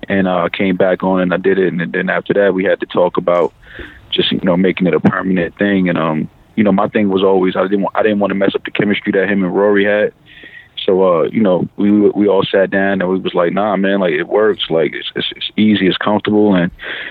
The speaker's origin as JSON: {"language": "English", "town": "New York City", "region": "New York", "country": "United States", "tie": "born or raised there", "said": "growing up in New York"}